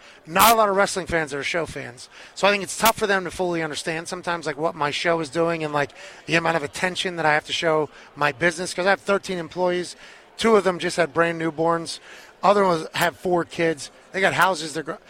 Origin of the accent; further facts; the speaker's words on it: Pittsburgh, Pennsylvania, United States; I'm from Pittsburgh.